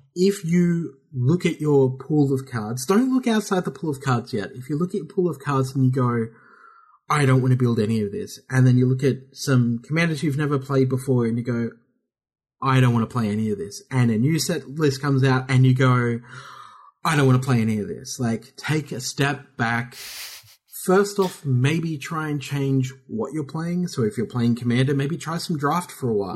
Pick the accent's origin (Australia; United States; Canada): Australia; we're Australian